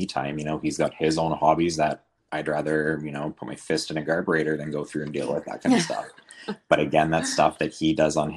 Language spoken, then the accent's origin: English; Northern BC, British Columbia, Canada; I was raised in Northern BC in a really small town